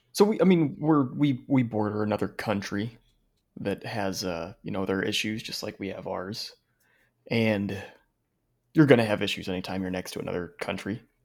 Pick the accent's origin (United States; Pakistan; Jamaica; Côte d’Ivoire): United States; Phoenix, Arizona; I'm born and raised in Phoenix